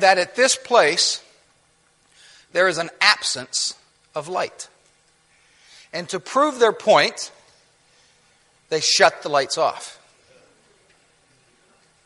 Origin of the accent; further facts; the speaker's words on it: Ohio, United States; moved away; also born or lived in Virginia; I grew up in Ohio